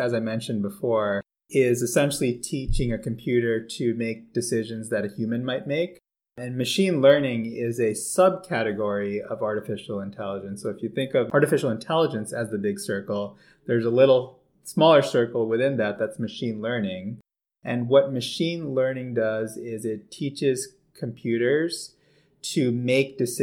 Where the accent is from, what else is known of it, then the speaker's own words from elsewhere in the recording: a little outside New York City, United States; moved away as an adult; also born or lived in Toronto, Canada; now in Baltimore, United States; I grew up in New York, a little bit outside of New York City